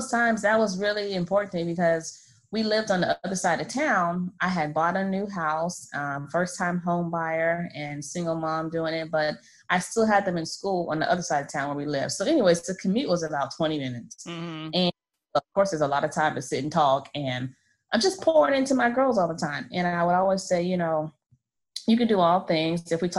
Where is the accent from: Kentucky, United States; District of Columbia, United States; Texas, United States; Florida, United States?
Florida, United States; now in Maryland, United States; I'm a brat. I'm from Florida. I'm a military brat, but I've been living here in Maryland for about 11 years now.